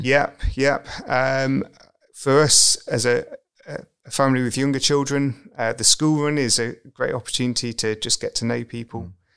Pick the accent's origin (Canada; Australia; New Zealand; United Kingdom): United Kingdom; Derby, East Midlands; I grew up in Derby, um, went away for university